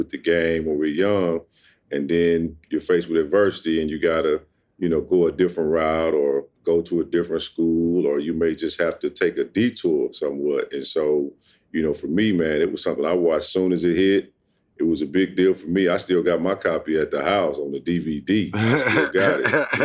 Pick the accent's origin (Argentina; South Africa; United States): United States; Ruston, Louisiana; I grew up in Ruston, Louisiana, the youngest of four.